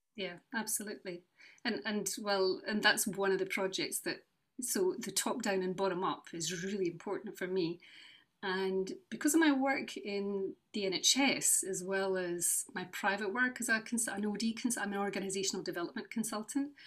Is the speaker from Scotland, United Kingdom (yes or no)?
yes; Newport-on-Tay, Scotland, United Kingdom; also born or lived in Edinburgh / Western Isles; now in Cupar, United Kingdom; I grew up in North East Fife, uh, in Newport and Galway